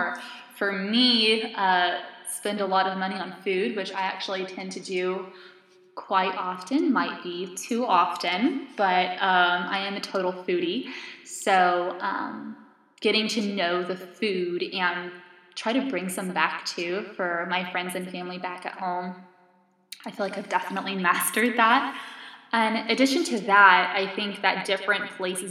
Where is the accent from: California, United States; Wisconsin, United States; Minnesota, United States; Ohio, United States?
California, United States; California, which is actually my home state